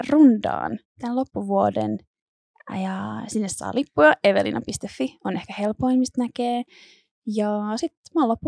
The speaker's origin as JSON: {"language": "Finnish", "town": "Turku", "region": "Southwest Finland", "country": "Finland", "said": "Mä oon Turusta."}